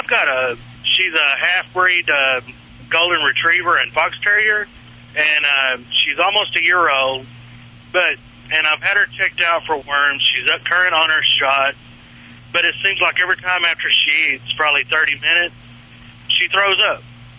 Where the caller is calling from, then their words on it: South Dakota, United States; Well, actually, I'm in South Dakota right now.